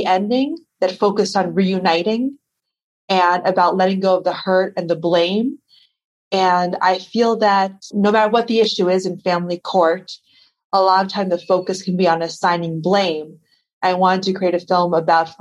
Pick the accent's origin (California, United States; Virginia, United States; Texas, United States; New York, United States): New York, United States; the Hamptons, Long Island; I grew up in Long Island, New York, but I grew up in a very particular part of Long Island, which some people might have heard of, called the Hamptons